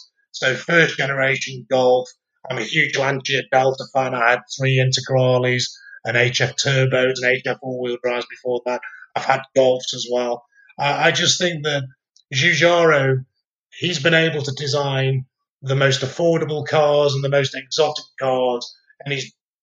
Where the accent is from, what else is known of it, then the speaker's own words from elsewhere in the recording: Stoke-on-Trent, West Midlands, United Kingdom; where I grew up in Stoke-on-Trent